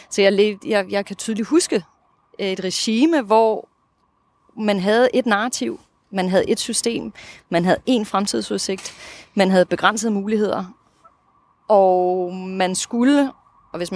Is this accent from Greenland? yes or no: no; Russia; first language Russian; Danish is a second language; på mit modersmål, mit oprindelige modersmål i hvert fald, det russiske. Det vil sige, det gør, at jeg kan følge med i de russiske medier i dag